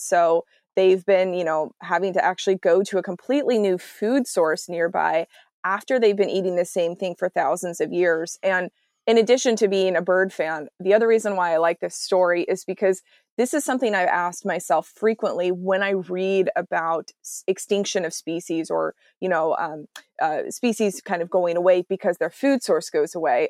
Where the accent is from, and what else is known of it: Texas, United States; now in Seattle, United States